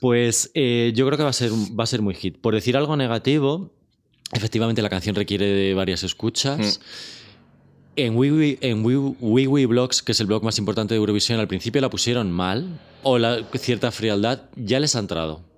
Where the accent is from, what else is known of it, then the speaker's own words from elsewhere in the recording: Torrejón de Ardoz, Community of Madrid, Spain; yo soy de Torrejón